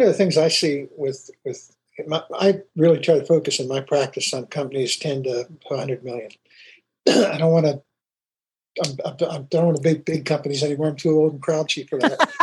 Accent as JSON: {"language": "English", "town": "Pittsburgh", "region": "Pennsylvania", "country": "United States", "tie": "born or raised there", "said": "I grew up in Pittsburgh"}